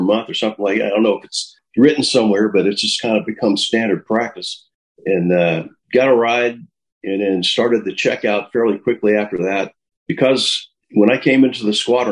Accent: El Paso, Texas, United States; I grew up mostly in El Paso, Texas

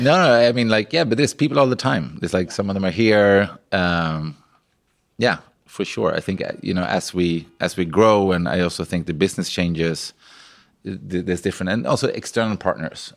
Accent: Sweden; moved away as an adult; I came from Sweden. I had, like, no connections, you know, from a pig farm

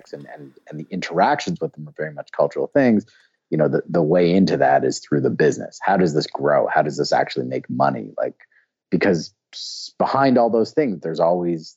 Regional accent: Canada; also born or lived in Argentina / Brazil; I'm from Canada

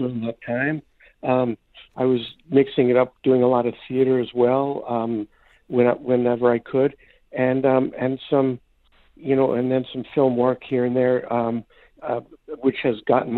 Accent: New York City, New York, United States; I grew up in New York City in Brooklyn

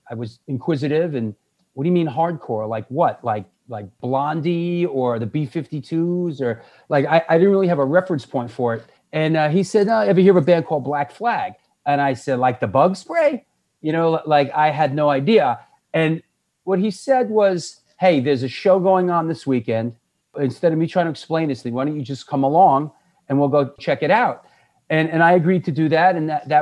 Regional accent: New York City, New York, United States; moved away as an adult; also born or lived in Boston; I was born and raised in New York City.

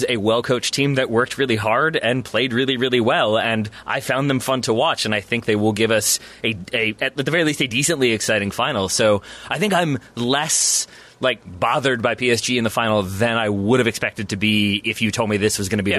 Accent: United States; as an American

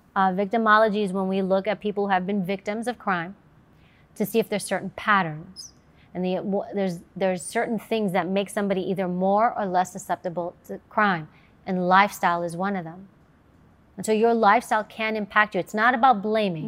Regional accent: New York, United States; I grew up in New York

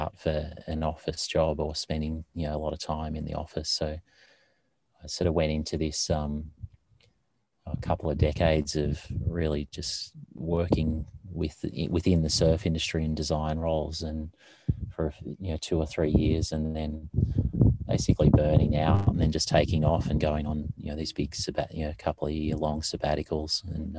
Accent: Victoria, Australia; I grew up on a farm down in Victoria, just near Bells Beach. So I grew up just on a family farm, like a fairly large one, mostly with dairy cows and on it. And it was just near the coast.

